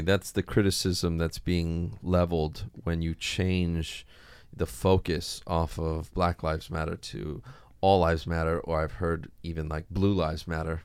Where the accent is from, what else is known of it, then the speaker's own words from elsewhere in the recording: Hawaii, United States; I grew up here in Hawaii